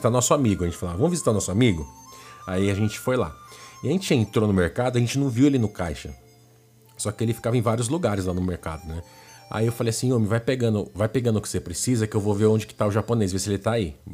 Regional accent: Brazil; moved away; also born or lived in Japan; Lá no Japão, nós somos brasileiros, mas aqui no Brasil vocês conhecem a gente como japonês, entendeu?

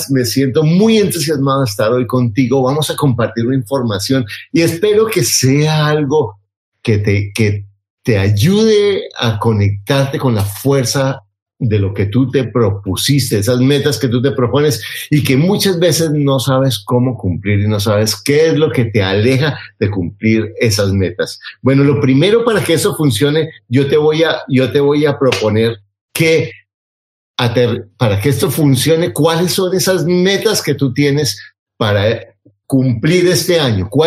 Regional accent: Mexico; soy empleada, emprendedora, mamá y soy mexicana, sí señor.

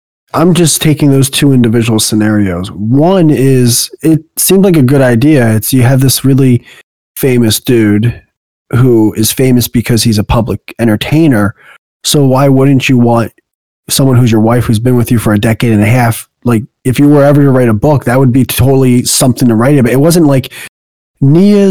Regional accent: New Jersey, United States; I grew up in Jersey

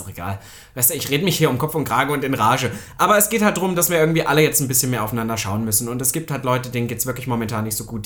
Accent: Saxony-Anhalt, Germany; bei uns in Sachsen-Anhalt

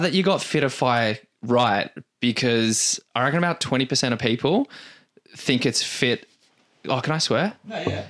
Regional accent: Canberra, Australian Capital Territory, Australia; moved away as an adult; now in Perth, Australia; I moved away from Canberra I think 14 years ago

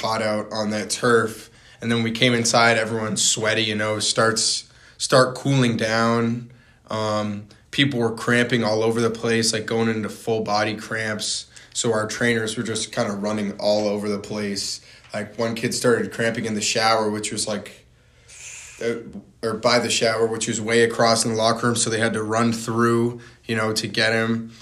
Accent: North Hampton, New Hampshire, United States; also born or lived in Massachusetts; I'm from Northampton, New Hampshire

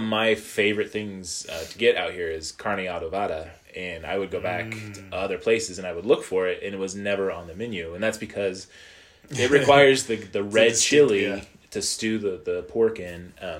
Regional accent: Midwest, United States; moved away; also born or lived in Missouri; Growing up in the Midwest

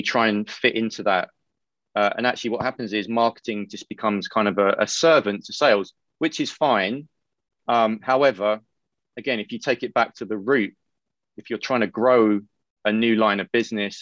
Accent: United Kingdom; I'm British

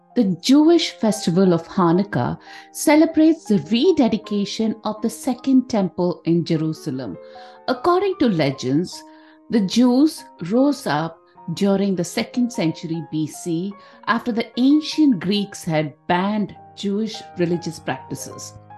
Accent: India; growing up in India

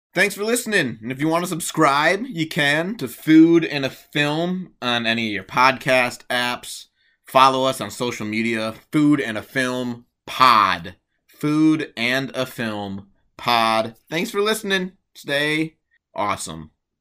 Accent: Milwaukee, Wisconsin, United States; I was at Nicolay High School in Milwaukee, Wisconsin.

